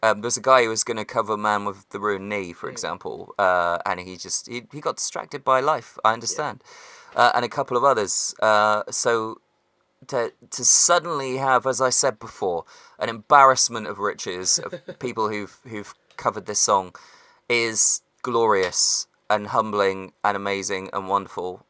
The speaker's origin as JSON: {"language": "English", "area": "West Country", "region": "South West England", "country": "United Kingdom", "said": "It's because I'm from the West Country"}